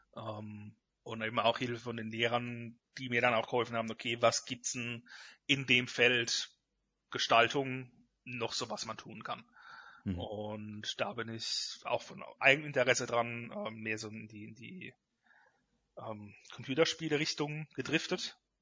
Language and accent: German; Rhineland-Palatinate, Germany; bei mir daheim in der Pfalz